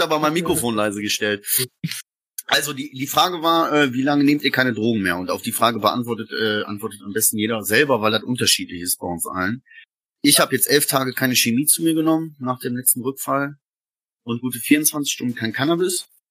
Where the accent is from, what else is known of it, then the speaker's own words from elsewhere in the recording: Essen, North Rhine-Westphalia, Germany; Ich bin ja äh, Essener Jung, frisch aus dem Ruhrgebiet